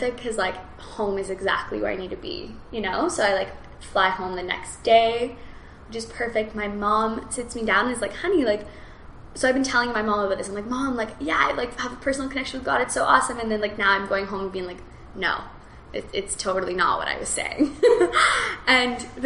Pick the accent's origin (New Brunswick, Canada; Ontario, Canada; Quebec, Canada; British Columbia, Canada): British Columbia, Canada; Kelowna; I was in my hometown. I was just like in Kelowna